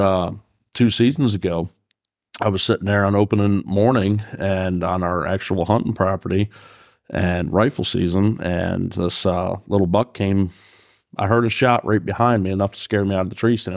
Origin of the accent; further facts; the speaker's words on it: New York, United States; now in Fairfield, Pennsylvania, United States; growing up in New York